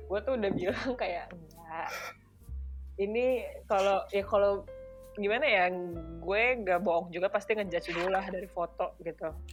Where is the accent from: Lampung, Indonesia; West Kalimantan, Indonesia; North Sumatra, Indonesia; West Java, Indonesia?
North Sumatra, Indonesia; Medan; moved away; saya orang Medan